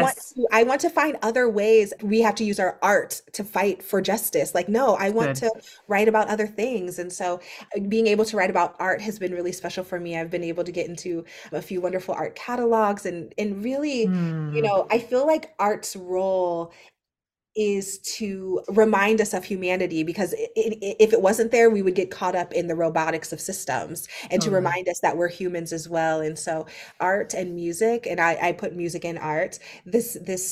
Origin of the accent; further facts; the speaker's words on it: Akron, Ohio, United States; I own a bookstore in my hometown of Akron, Ohio